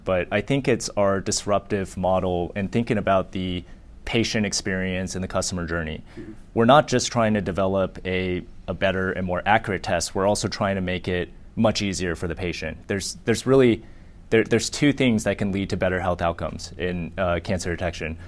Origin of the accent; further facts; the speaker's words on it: Laguna Beach, California, United States; also born or lived in Chandler, Arizona / Boulder, Colorado / Houston, Texas; I was born in Chandler, Arizona. I lived there until I was 10. Uh, we actually moved to Newport Beach